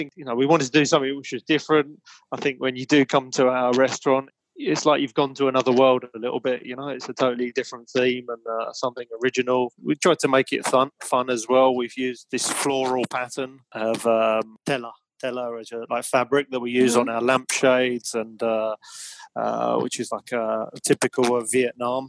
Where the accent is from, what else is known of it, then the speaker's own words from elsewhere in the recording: London, United Kingdom; moved away as an adult; also born or lived in Paris; now in Madrid, Spain; I grew up in London